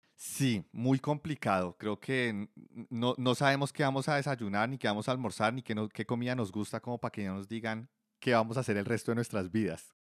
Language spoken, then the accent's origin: Spanish; Bogotá, Colombia; yo soy de Bogotá, también Colombia